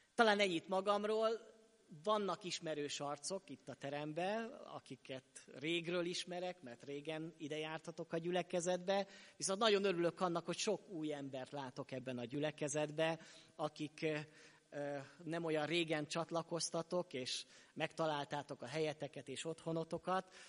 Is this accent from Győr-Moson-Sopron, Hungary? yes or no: yes; Sopron, Győr-Moson-Sopron, Hungary; moved away; also born or lived in Szokolya; én soproni származású vagyok, és ott nőttem föl